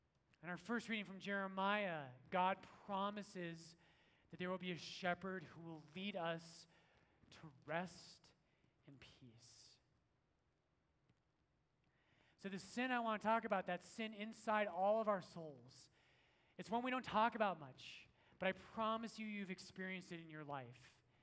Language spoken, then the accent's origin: English; Ireland; And I'm Irish and we don't like British people, so I'm like, yes, like, let's go fight him right now.